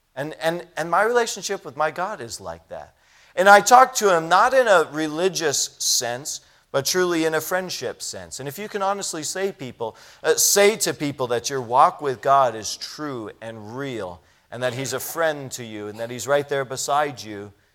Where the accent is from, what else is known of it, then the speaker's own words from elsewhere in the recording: United States; as an American